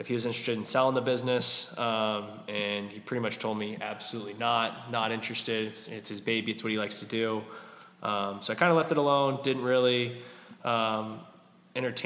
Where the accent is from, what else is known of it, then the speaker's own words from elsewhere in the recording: North Carolina, United States; moved away as an adult; now in Florida, United States; I'm originally from North Carolina.